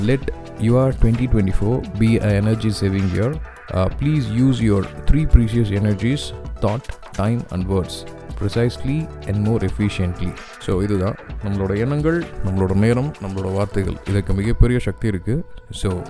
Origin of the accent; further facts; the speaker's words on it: Madurai, Tamil Nadu, India; நானும் மதுரைக்காரன் தான்